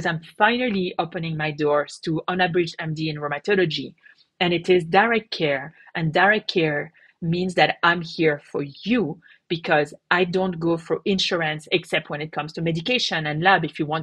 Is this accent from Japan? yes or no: no; France; moved away; I come from France.